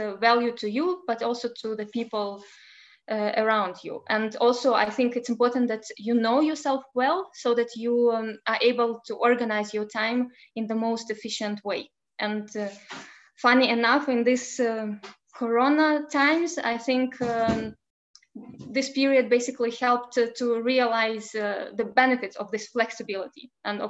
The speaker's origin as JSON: {"language": "English", "country": "Belarus", "moved": "yes", "lives_now": "Lithuania", "said": "I come from Belarus and now I live in Lithuania"}